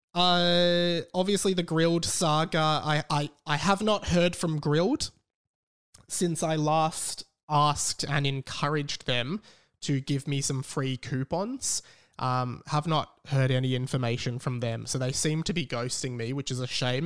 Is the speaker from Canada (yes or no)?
no; Australia; We're not even from Australia. Well, we are.